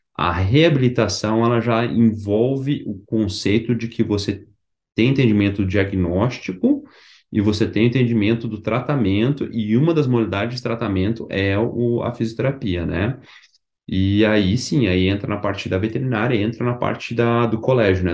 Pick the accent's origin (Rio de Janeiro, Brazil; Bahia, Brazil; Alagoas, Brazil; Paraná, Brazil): Paraná, Brazil; Curitiba; moved away as an adult; now in College Station, United States; eu sou de Curitiba